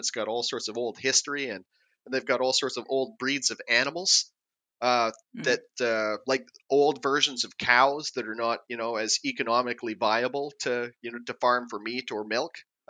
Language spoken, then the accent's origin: English; United States; accent: American; Oh, no, I can get by, but, you know, my accent is terrible. I have that, like, a TV commercial or radio commercial bad American accent that they use to make people laugh on, you know, like Norwegian, Swedish radio.